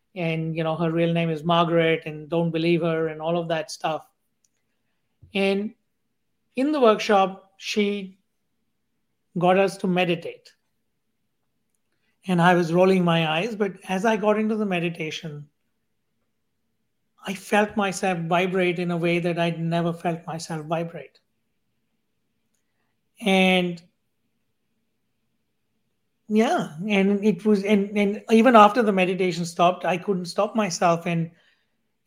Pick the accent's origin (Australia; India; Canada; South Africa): India; growing up in India as part of a billion people